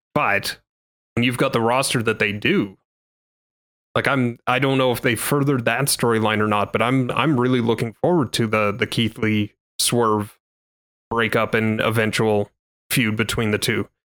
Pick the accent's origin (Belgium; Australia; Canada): Canada; as a Canadian